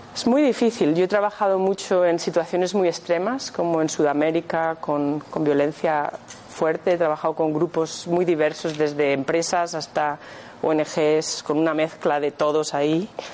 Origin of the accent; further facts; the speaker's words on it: Madrid, Community of Madrid, Spain; moved away as an adult; now in Scotland, United Kingdom; nací aquí, en Madrid, pero llevo viviendo en Escocia 22 años